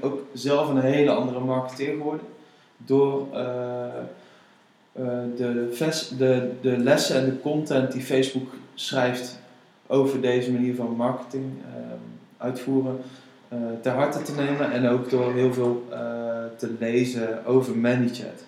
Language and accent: Dutch; Netherlands; als Nederlanders